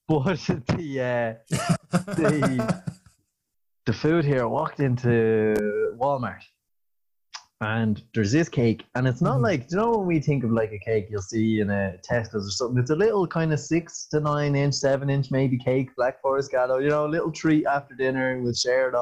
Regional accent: Ireland; We definitely lived up to the stereotype of being Irish

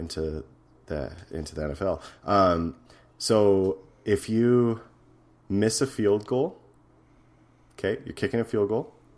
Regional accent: Edmonton, Alberta, Canada; my hometown, Edmonton

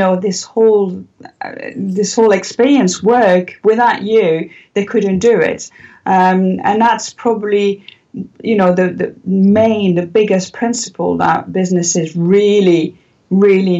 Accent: south of France, France; also born or lived in Paris; we decided to move in the south of France when I was probably about 7 or 8

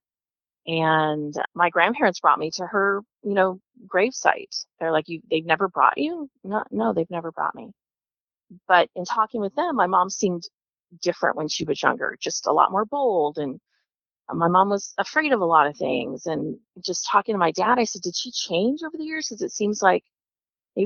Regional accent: Kansas, United States; I was born in Kansas, which is an open adoption state, open birth certificate.

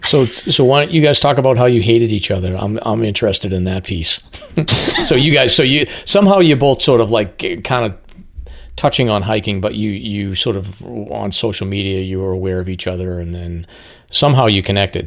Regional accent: Amesbury, Massachusetts, United States; I live in Amesbury, Mass.

